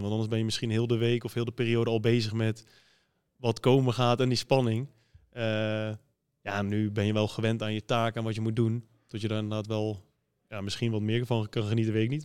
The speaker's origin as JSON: {"language": "Dutch", "town": "Arnhem", "region": "Gelderland", "country": "Netherlands", "moved": "yes", "lives_now": "Bergeijk, Netherlands", "said": "hoe wij praten in Arnhem"}